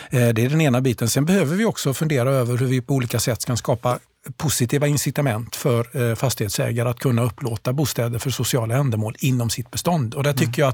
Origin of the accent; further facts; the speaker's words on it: Gothenburg, Västra Götaland, Sweden; jag är delvis uppvuxen i Gårdsten